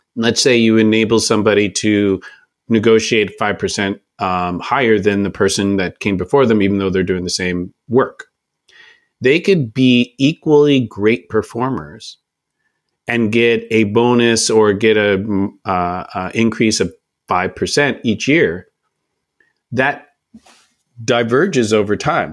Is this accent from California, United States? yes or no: yes; Oakland, California, United States; I'm from Oakland, California